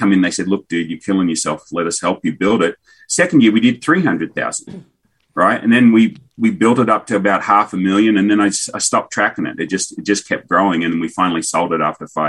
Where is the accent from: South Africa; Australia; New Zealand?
Australia; also born or lived in Kansas / Kentucky; now in Tennessee, United States; Australian by birth, American by choice